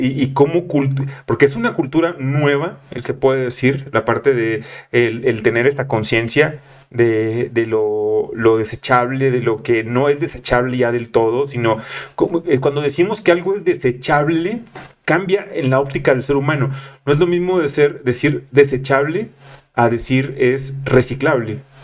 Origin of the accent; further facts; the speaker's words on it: Monterrey, Nuevo León, Mexico; Así somos de culeros los regios.